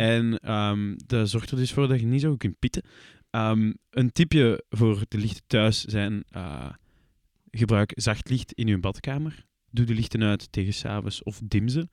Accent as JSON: {"language": "Dutch", "region": "Flanders", "country": "Belgium", "said": "Persoonlijk ben ik een Vlaming"}